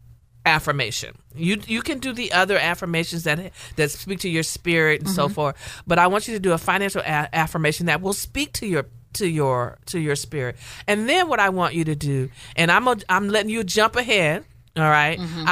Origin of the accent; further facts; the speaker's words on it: the South, United States; And you know, and I'm from the South, and that was taught to me in the pulpit from day one, right?